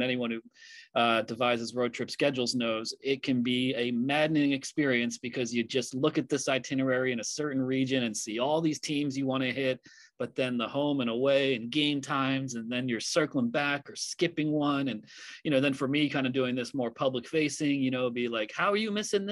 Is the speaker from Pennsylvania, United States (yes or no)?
yes; Philadelphia, Pennsylvania, United States; now in New York City, United States; I grew up in the Philadelphia area. I live in New York City